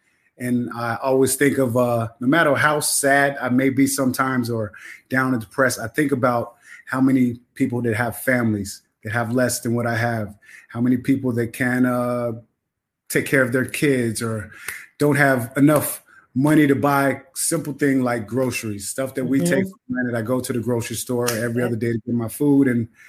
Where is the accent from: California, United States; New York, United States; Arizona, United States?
New York, United States; Long Island; moved away as an adult; also born or lived in Killeen, Texas; now in Netherlands; Well, actually, it's funny because I'm from Killeen, Texas. I grew up in Long Island, New York, a military brat.